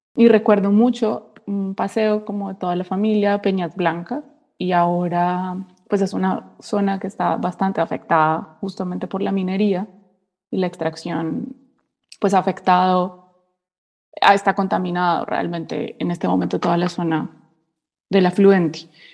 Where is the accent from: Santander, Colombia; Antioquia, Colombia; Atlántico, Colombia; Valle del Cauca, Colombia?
Valle del Cauca, Colombia; Cali; moved away as an adult; now in Germany; soy de Cali, estoy en Alemania hace dos años